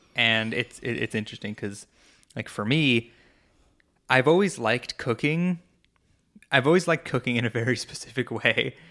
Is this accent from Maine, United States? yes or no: no; New York, United States; moved away as an adult; I moved away from New York in twenty sixteen